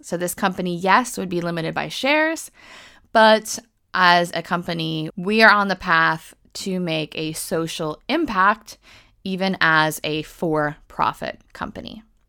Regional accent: United States; now in United Kingdom; I am American, but I'm based in the U K

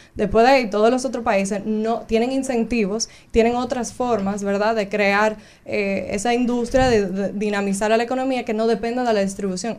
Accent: Cabrera, María Trinidad Sánchez, Dominican Republic; also born or lived in Río San Juan; yo soy de Cabrera y Río San Juan

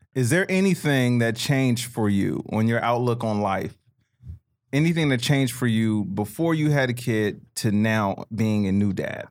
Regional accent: Chicago, Illinois, United States; moved away; growing up in Chicago

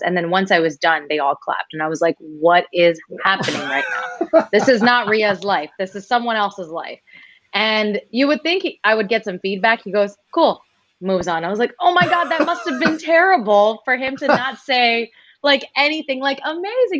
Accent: United States; for us as Indian Americans

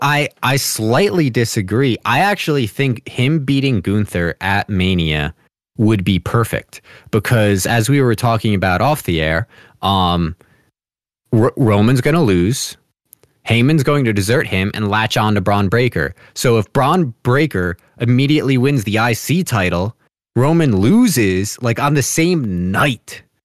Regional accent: New Jersey, United States; I'm from Jersey, like, y, you know, kinda New York City-ish area

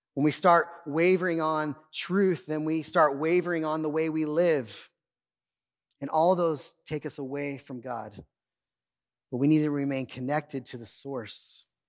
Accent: Oildale, California, United States; also born or lived in Bakersfield, California; My family, we moved away from Oildale. I was like 20 years old, and we moved out east side of town

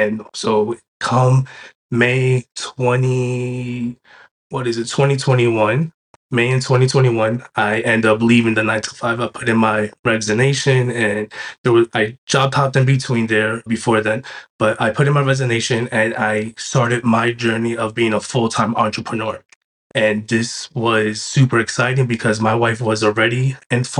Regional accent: New York City, New York, United States; moved away as an adult; also born or lived in Binghamton, New York / Delaware; I was born and raised in New York City

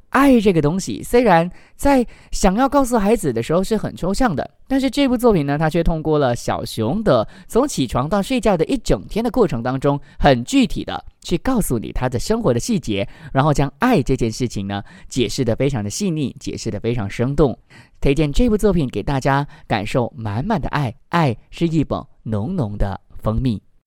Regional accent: Malaysia; 我们马来西亚人

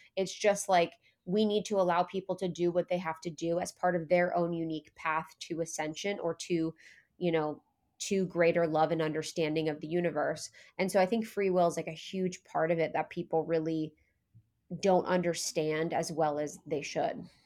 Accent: Ohio, United States; I was born in Ohio

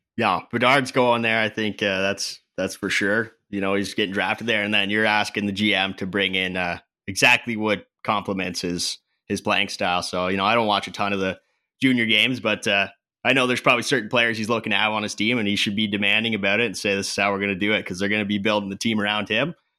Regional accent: Canada; I'm Canadian.

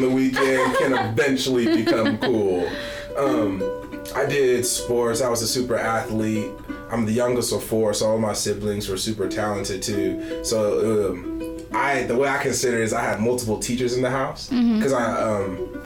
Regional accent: Bay Area, California, United States; moved away as an adult; also born or lived in Texas; now in Arkansas, United States; I'm from the Bay Area, California.

